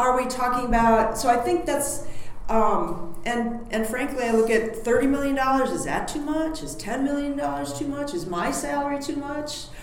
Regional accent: United States; as an American

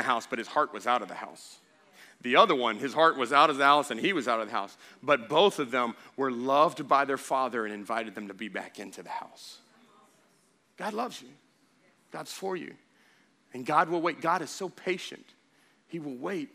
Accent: Baytown, Texas, United States; I was born in Baytown, Texas, February 21st, 1982

